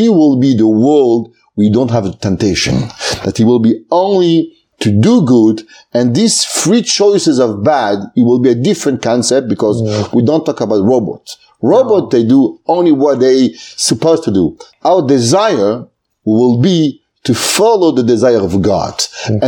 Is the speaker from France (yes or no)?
yes; Aix-les-Bains, Auvergne-Rhône-Alpes, France; moved away as an adult; also born or lived in Marseille, France / Paris, France / Lakewood, New Jersey, United States; I grew up in France, in a small city, it's called Aix-les-Bains, in Savoie